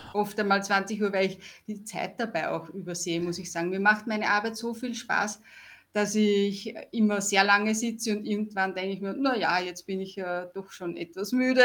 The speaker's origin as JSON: {"language": "German", "country": "Austria", "said": "ich komme aus Österreich"}